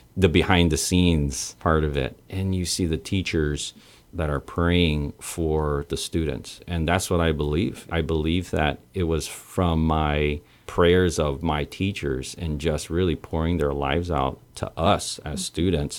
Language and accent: English; Santa Rita, Guam; born on Guam, and I am Chamorro Filipino.